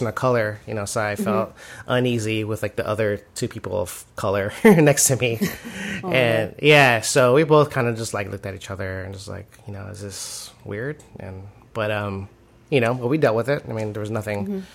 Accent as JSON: {"language": "English", "country": "United States", "said": "we're just the rude, ugly American, intolerant of other cultures"}